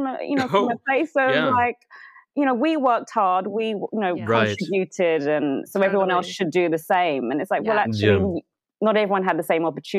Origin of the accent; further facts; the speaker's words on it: London, United Kingdom; born there; Yeah. I was born in London.